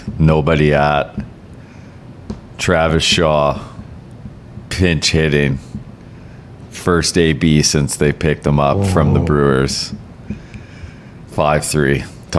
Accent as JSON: {"language": "English", "country": "Canada", "said": "I know I'm Canadian."}